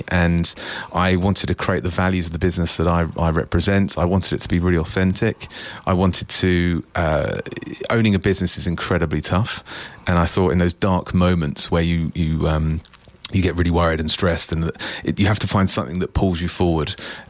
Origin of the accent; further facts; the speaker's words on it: East of England, United Kingdom; So I was born and bred in Essex and then...